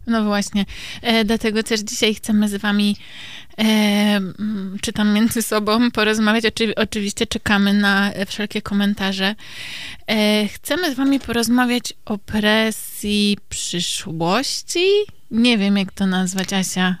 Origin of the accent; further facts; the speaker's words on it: Kielce, Świętokrzyskie Voivodeship, Poland; moved away; pochodzę e, z Kielc